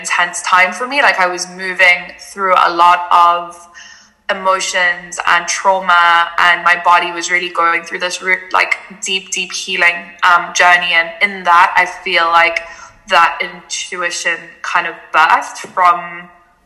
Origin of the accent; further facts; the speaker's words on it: Cape Town, Western Cape, South Africa; also born or lived in Germany; I was born in Germany, but I moved to South Africa, to Cape Town, when I was 3 years old and grew up there for most of my life